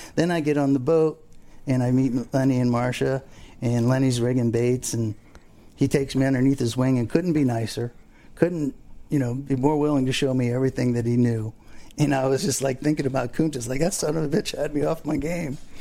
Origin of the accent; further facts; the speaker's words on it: Abaco Islands, Bahamas; now in Fort Lauderdale, United States; I grew up in the Abacos. I fished there forever.